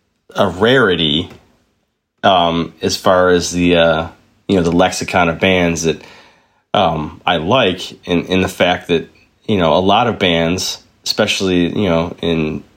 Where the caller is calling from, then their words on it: Buffalo, New York, United States; I am calling in from Buffalo, New York in the United States of America.